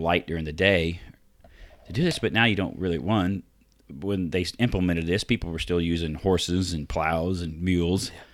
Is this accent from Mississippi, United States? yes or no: no; Vincennes, Indiana, United States; also born or lived in Arizona; I grew up in Vincennes